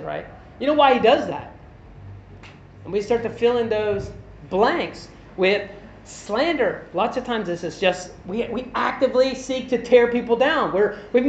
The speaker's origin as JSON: {"language": "English", "region": "Kentucky", "country": "United States", "said": "I'm a white guy. I'm from Kentucky in the U.S."}